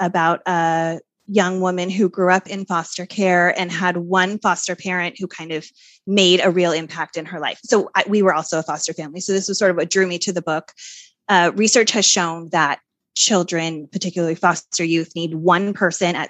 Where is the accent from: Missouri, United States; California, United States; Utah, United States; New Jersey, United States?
Utah, United States; Salt Lake City; moved away; Oh, I grew up there. I grew up in Salt Lake.